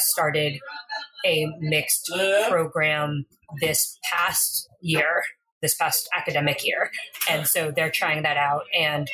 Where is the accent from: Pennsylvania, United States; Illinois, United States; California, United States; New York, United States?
California, United States; Southern; I grew up playing in Southern California